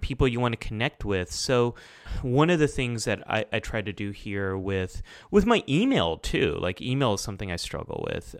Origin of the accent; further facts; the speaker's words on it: United States; I'm Pakistani American. Like, I was born and raised here, but, like, part of my family goes back to Pakistan.